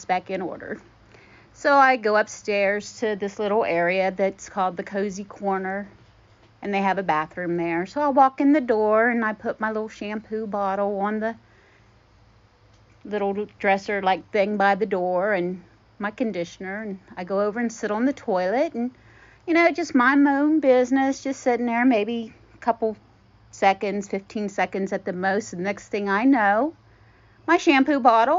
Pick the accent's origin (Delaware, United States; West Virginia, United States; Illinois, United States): West Virginia, United States; Morgantown; I'm from Morgantown, West Virginia.